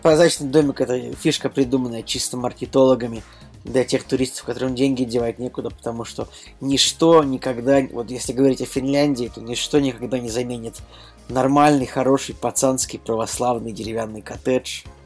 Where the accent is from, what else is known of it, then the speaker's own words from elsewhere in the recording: Saint Petersburg, Russia; в моем родном городе, Санкт-Петербурге